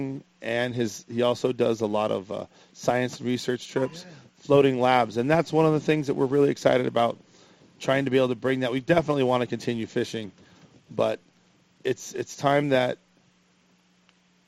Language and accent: English; Los Angeles, California, United States; now in Point Loma, San Diego, United States; growing up in Los Angeles and moving to Point Loma